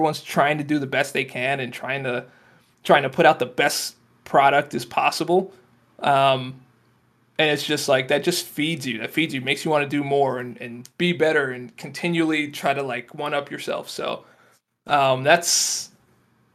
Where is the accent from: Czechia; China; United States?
United States; Florida; moved away; I'm from Florida